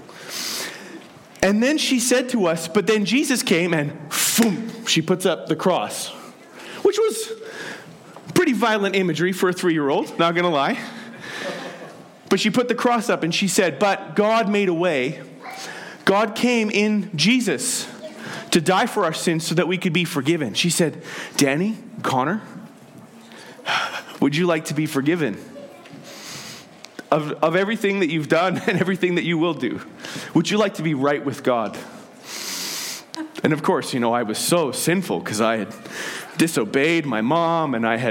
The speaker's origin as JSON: {"language": "English", "town": "Penticton", "region": "British Columbia", "country": "Canada", "tie": "born or raised there", "said": "In the church I grew up in Penticton"}